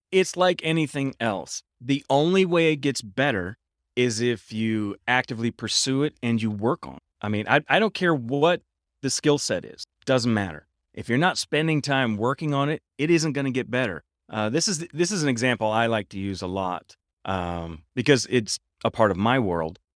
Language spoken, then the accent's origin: English; Midwest, United States; I'm from the Midwest, and in the Midwest, we have tornadoes.